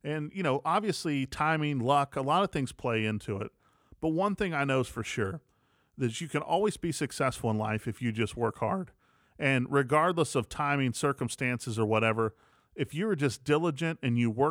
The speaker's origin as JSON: {"language": "English", "region": "West Virginia", "country": "United States", "also_born_or_lived": "Atlanta, Georgia", "moved": "as an adult", "lives_now": "Jackson, United States", "said": "I'm from West Virginia originally, lived in Atlanta for about 10 years and then made my way to Jackson."}